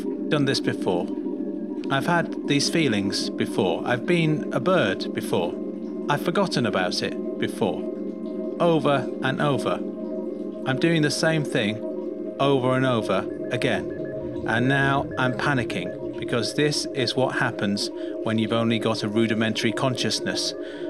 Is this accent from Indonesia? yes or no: no; Belfast, Northern Ireland, United Kingdom; moved away; I don't have many friends or a girlfriend or a family around me because my family is in Belfast. I moved over from Belfast for the change and the work.